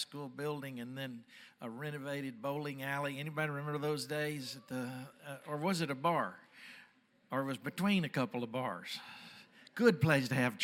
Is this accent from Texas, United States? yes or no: yes; Dallas, Texas, United States; I'm from Dallas